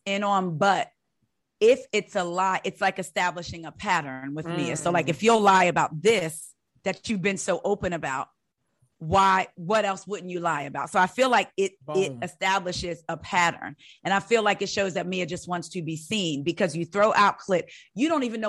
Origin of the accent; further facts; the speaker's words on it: New Jersey, United States; I am from Jersey, the country part of Jersey. I am country.